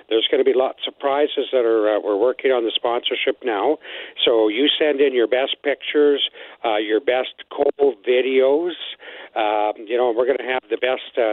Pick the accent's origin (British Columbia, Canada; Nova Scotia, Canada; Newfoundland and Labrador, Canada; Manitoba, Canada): Manitoba, Canada; Most of my family is from Saskatchewan, and I was born in Manitoba